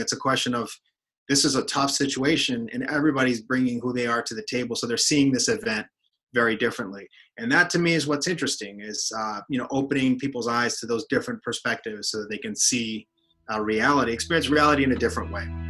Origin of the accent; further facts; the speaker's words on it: United States; also born or lived in Mexico; I'm Mexican American. I've spent a lot of time going back and forth between the U.S. and Mexico